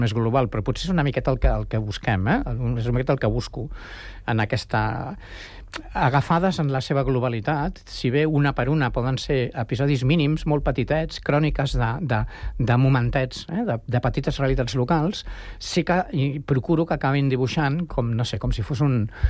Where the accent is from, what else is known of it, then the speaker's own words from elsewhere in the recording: Barcelona, Catalonia, Spain; moved away as an adult; now in Sant Cugat del Vallès, Spain; jo sóc barceloní del 58 i Sant Cugat del 77